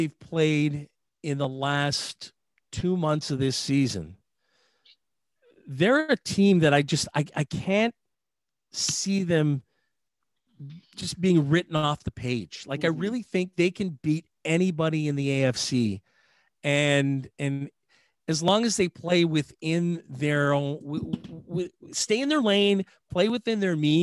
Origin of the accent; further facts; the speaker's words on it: Ottawa, Ontario, Canada; I grew up in Ottawa